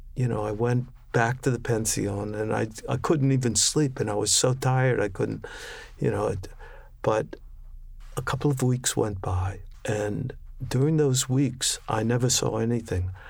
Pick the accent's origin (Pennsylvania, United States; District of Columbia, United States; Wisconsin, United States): District of Columbia, United States; Washington; I grew up in Washington, D C.